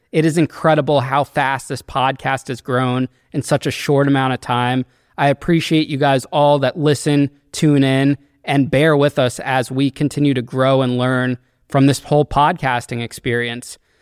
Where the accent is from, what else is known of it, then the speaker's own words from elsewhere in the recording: Danbury, Connecticut, United States; my hometown, Danbury, Connecticut